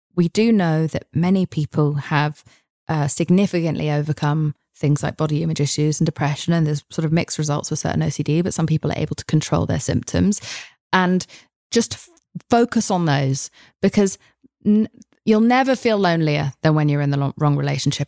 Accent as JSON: {"language": "English", "country": "United Kingdom", "said": "I'm British."}